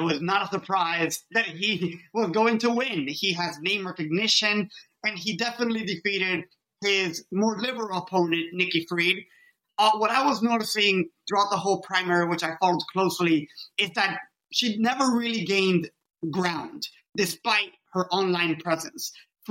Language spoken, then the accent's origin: English; Miami, Florida, United States; So I'm a 21-year-old independent journalist. I am from Miami, Florida, born and raised here to Cuban families.